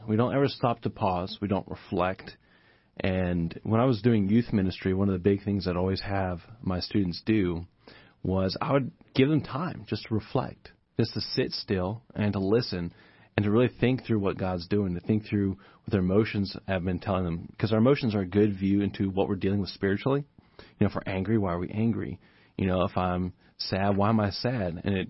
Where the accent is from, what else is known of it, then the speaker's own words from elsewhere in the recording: Japan; I grew up in Japan, which is not a whole lot different than us in terms of just living standards and that kind of thing. But we were poor.